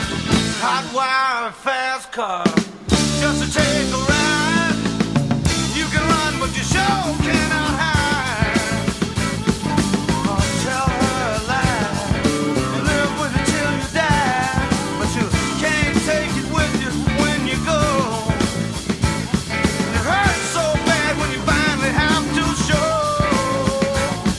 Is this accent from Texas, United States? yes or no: yes; Texas, United States; also born or lived in Louisiana; I'm from Texas, I'm from the South, I was born in Louisiana.